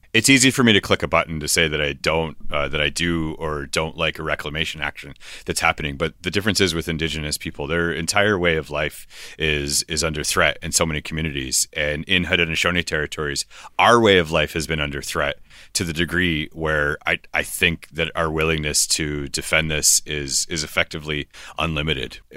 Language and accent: English; Buffalo, New York, United States; also born or lived in Oneida Nation / Six Nations; I'm not a Canadian citizen. I was born in Buffalo. I'm not an American citizen. That that I'm from the Oneida Nation